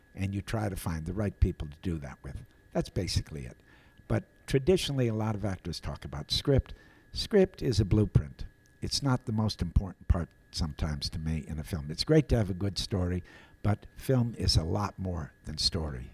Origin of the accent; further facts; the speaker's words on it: Appleton, Wisconsin, United States; I was a dopey kid from Appleton